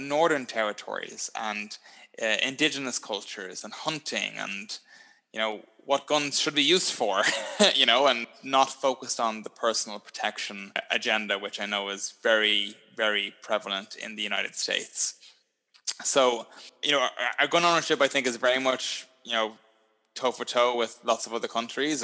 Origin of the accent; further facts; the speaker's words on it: Ireland; moved away as an adult; now in Toronto, Canada; I am an Irish person